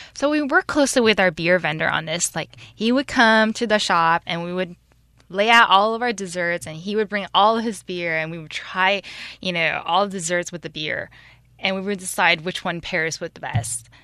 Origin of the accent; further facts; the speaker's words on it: San Francisco Bay Area, California, United States; moved away as an adult; now in Taiwan; I grew up in the San Francisco Bay Area and had lived there for over twenty years.